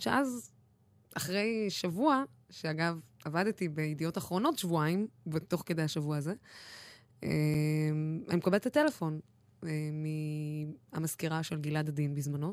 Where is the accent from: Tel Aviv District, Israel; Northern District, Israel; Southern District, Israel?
Southern District, Israel; Dimona; אני בחורה ערבייה שגדלה בדימונה ואין לה מבטא